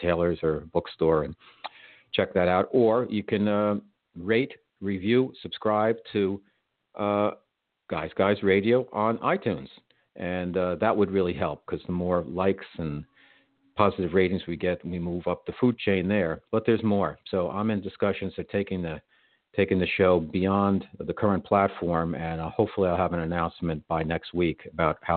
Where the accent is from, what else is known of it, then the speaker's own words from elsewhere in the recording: New York, United States; I'm a New Yorker